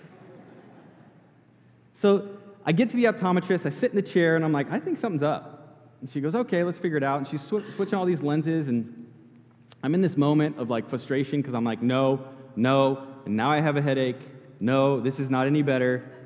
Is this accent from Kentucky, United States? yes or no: no; California, United States; moved away as an adult; now in Florida, United States; I grew up in California and moved to Florida when I was about 19, 20 years old